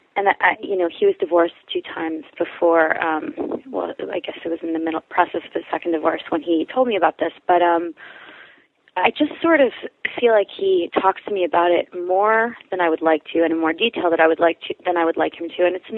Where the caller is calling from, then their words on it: New York, United States; I am a 27-year-old bisexual female. I'm calling from New York